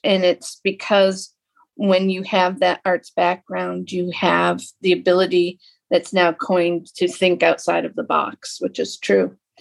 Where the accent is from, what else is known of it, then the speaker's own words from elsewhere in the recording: Lapeer, Michigan, United States; moved away as an adult; also born or lived in Milwaukee; I grew up in Lapeer